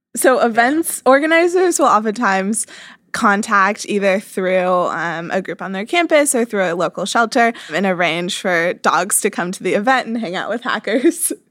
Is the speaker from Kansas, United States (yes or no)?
yes; Kansas, United States; I grew up in Kansas, not a huge tech scene there